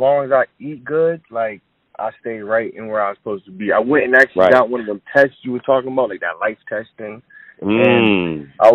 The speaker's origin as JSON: {"language": "English", "town": "Hartford", "region": "Connecticut", "country": "United States", "said": "I'm from Hartford, Connecticut"}